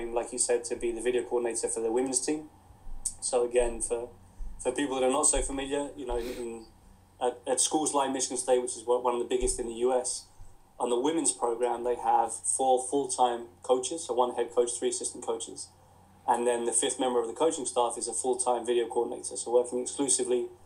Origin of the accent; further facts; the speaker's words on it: Crawley, South East England, United Kingdom; as you can tell from the accent, I was born and brought up in England, in Crawley in West Sussex.